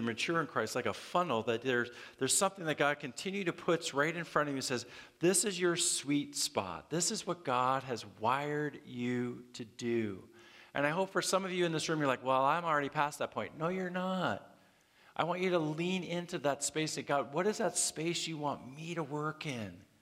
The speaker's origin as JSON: {"language": "English", "country": "Canada", "moved": "yes", "said": "I'm from Canada and, man, I had trouble getting my immigration status"}